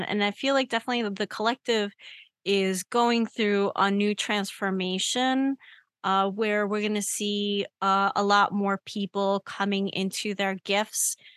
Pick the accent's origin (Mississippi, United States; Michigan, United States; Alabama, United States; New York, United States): New York, United States; I grew up in New York. So I'm used to New York and I'm used to New York noise.